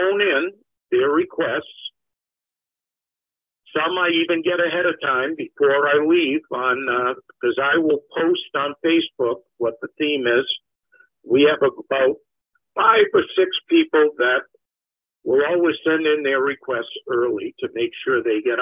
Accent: on the Rhode Island border, Massachusetts, United States; now in New Hampshire, United States; I'm from Massachusetts on the Rhode Island border

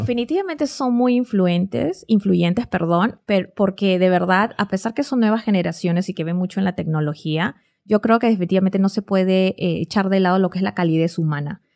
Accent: Lima, Peru; moved away as an adult; now in United States; vengo de Lima, Perú y, no soy mexicana

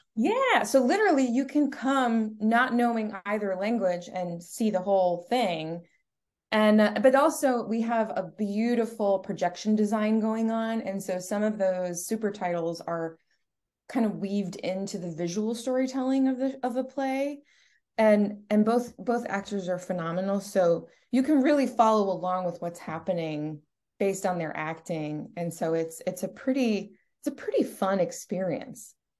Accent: Stamford, Connecticut, United States; I was born and raised in Stamford

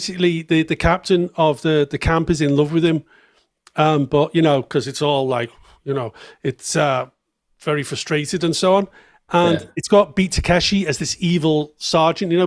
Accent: Liverpool, North West England, United Kingdom; accent: Scouse; moved away as an adult; now in Prague, Czech Republic

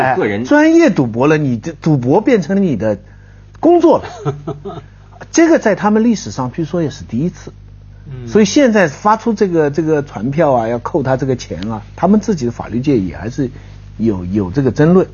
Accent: China; 就是说我们中国人现世啊，就是没有来世

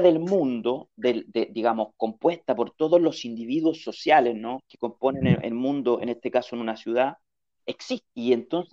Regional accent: Chile; moved away; yo soy chileno

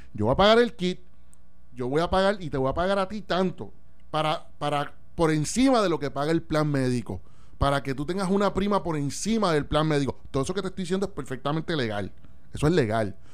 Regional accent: Puerto Rico; como puertorriqueños, ciudadanos

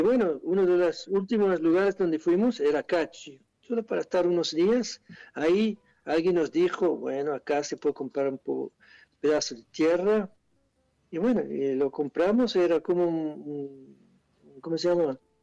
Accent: Switzerland; Spanish is a second language; moved away as an adult; now in Argentina; yo soy de Suiza, quizá por eso suena un poco raro

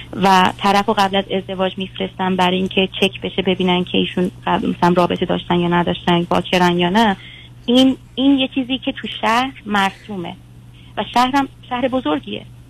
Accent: Iran; توی بخشی از ایرانیم که سنتی هن خیلی

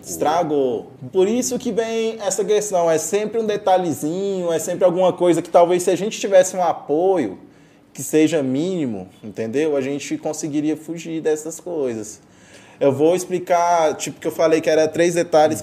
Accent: Caldas Novas, Goiás, Brazil; also born or lived in Morrinhos, Goiás; Eu sou natural de Morrinhos, mas eu sou criado em Caldas Novas.

